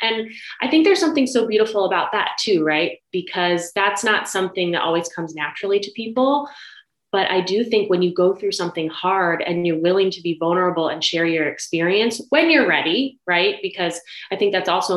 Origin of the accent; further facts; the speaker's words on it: Ohio, United States; I was actually born in Ohio. I'm from the Midwest